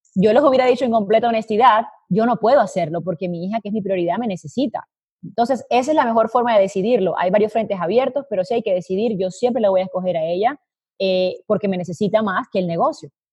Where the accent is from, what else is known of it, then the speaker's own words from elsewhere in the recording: Colombia; now in Madrid, Spain; nací en Colombia, eh, pero hice cuentas esta semana y me di cuenta que llevo viviendo en el exterior más tiempo del que viví en Colombia